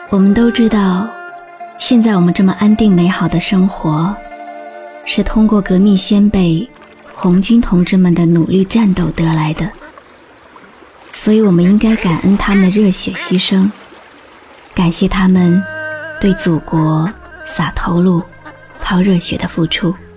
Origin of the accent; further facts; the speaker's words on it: China; 我是中国人。我有一颗中国心